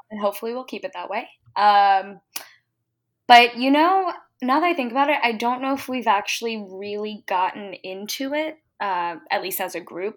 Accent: Virginia Beach, Virginia, United States; also born or lived in Washington, District of Columbia, United States / San Francisco; I grew up in Virginia Beach

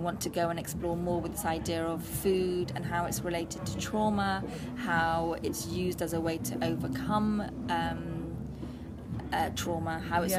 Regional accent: Bristol, South West England, United Kingdom; also born or lived in Bath / East London; now in London, United Kingdom; I grew up in St. Paul's, which was a very multi-ethnic, diverse area in the 80s, a very deprived area. And then moving to areas like, let's even say Andrews and then Redland.

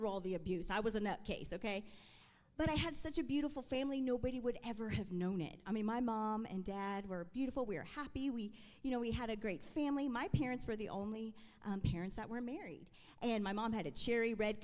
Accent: Allen, Texas, United States; I am from Allen, Texas, and I just love that I am Latina

